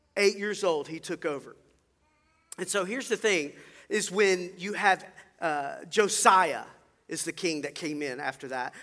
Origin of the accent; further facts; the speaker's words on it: Mobile, Alabama, United States; I grew up over in Mobile, and I was in the youth choir at Cottage Hill Baptist Church